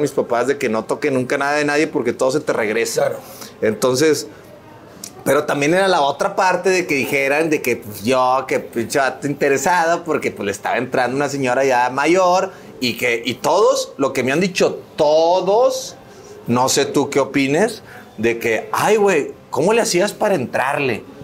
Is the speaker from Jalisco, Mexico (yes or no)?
no; Monterrey, Nuevo León, Mexico; moved away as an adult; also born or lived in Mexico City; otro regio